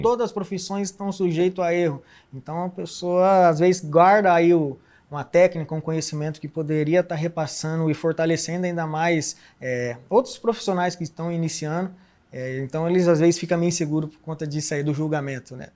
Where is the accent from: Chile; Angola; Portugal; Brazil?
Brazil; Londrina, Paraná; sou de Londrina, Paraná, nascido e criado lá